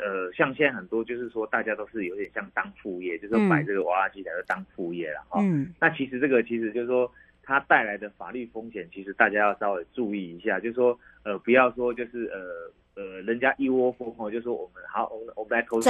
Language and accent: Chinese; Taiwan; 其实我们台湾人大概都很聪明啊